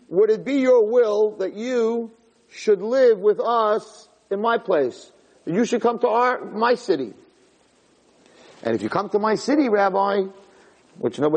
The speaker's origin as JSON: {"language": "English", "town": "Flatbush", "region": "New York", "country": "United States", "said": "I'm from Flatbush."}